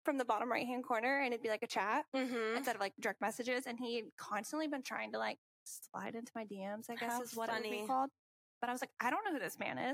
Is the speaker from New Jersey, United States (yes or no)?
no; Louisville, Kentucky, United States; I'm from Louisville. Been in Louisville my whole life